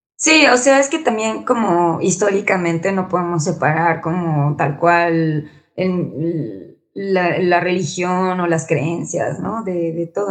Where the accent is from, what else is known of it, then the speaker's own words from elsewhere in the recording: Mexico; siendo como mexicanos